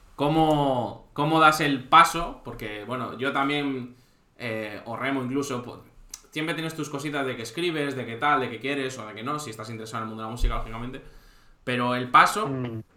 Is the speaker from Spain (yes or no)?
yes; Santander, Cantabria, Spain; also born or lived in Gandía; now in Valencia, Spain; yo también soy de Santander